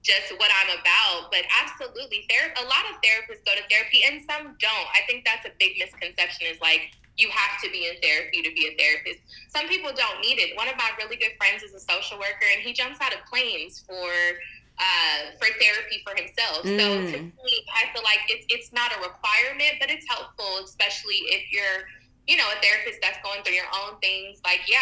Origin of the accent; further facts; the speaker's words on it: Lancaster, California, United States; moved away; also born or lived in Palmdale, California; I'm from Lancaster and Palmdale, where there's nothing there.